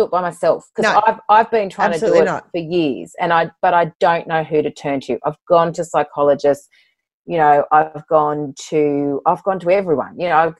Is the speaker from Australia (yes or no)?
yes; Sydney, New South Wales, Australia; born there; also born or lived in Bathurst / London; now in Port Macquarie, Australia; You know, I was born in Sydney, moved to Bathurst, couldn't wait to get back to Sydney, moved to London, came back to Sydney, you know, now in Port Macquarie, have been for 12 years.